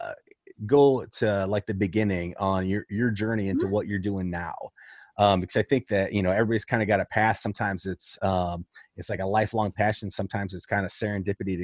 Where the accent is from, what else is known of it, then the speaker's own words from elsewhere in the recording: Central Illinois, United States; I'm from Central Illinois, and I fully understand the small town